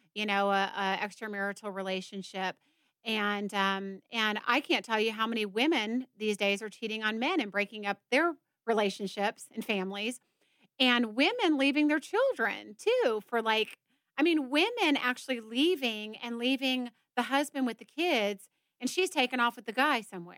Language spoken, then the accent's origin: English; Georgia, United States; I'm from Georgia